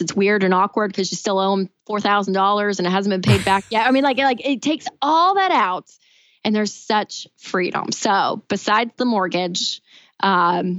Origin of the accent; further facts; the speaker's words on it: Tennessee, United States; I'm from Tennessee. I went to the University of Tennessee.